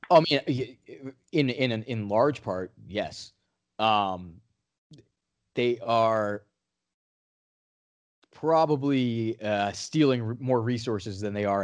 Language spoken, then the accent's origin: English; New England, United States; I'm from New England